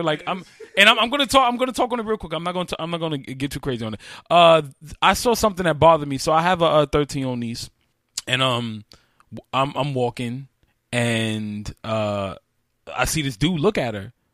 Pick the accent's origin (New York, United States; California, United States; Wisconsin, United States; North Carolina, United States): New York, United States; I'm from New York.